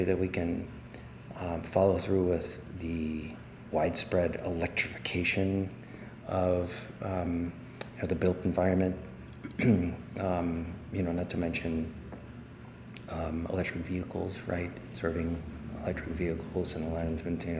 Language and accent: English; New Orleans, Louisiana, United States; moved away; I grew up in New Orleans